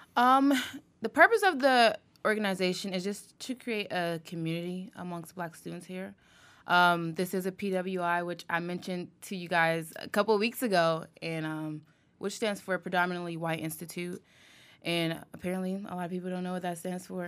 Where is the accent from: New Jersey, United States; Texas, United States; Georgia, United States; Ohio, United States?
Ohio, United States; Columbus; also born or lived in Youngstown, Ohio; I'm from Columbus, Ohio